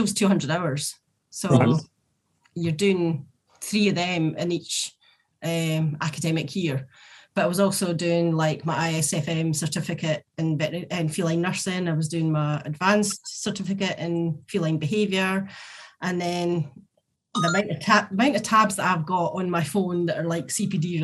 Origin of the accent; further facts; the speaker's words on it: Scotland, United Kingdom; we're Scottish